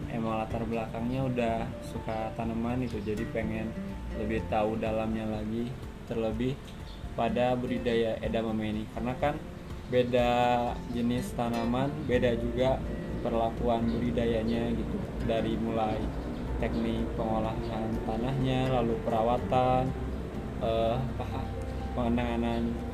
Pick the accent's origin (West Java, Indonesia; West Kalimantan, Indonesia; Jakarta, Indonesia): West Java, Indonesia; Tasikmalaya; asal saya dari Tasikmalaya